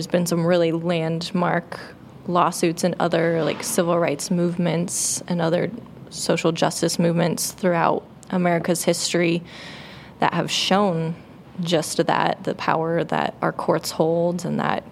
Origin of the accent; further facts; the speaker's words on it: Bend, Oregon, United States; my hometown of Bend